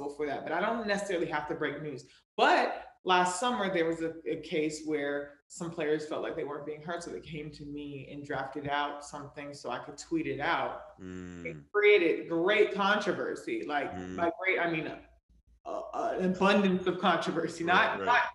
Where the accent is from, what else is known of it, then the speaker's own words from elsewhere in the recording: Raleigh, North Carolina, United States; now in New York City, United States; I'm from Raleigh, born and raised